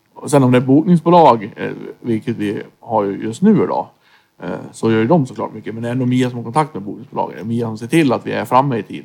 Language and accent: Swedish; Floda, Björbo, Dalarna County, Sweden; moved away; also born or lived in Stockholm; Vi var ju från Norra Floda, Björborg